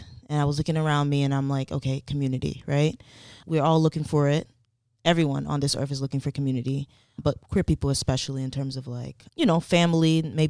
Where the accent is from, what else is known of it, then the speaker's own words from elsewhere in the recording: Elizabeth, New Jersey, United States; I grew up in Elizabeth, New Jersey. Both of my parents are Haitian immigrants.